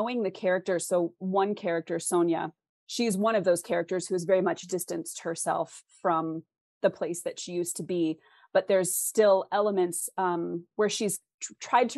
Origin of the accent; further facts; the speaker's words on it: West Coast, United States; I'm from the West Coast